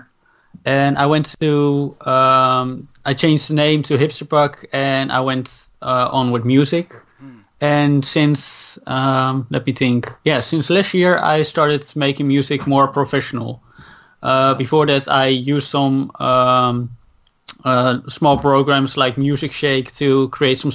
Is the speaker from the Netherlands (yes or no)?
yes; Netherlands; English is a second language; I grew up here in Holland, so I'm fully Dutch